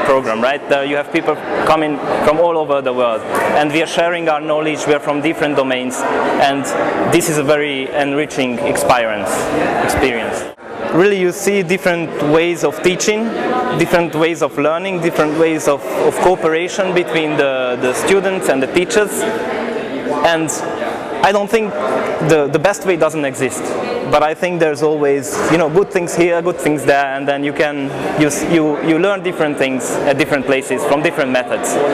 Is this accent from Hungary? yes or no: yes; Hungary; I come from Hungary